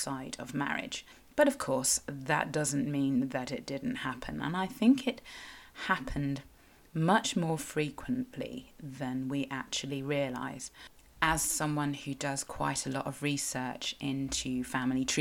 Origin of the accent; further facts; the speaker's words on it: Cornwall, South West England, United Kingdom; I am a Cornish writer and blogger with a bit of a passion for local history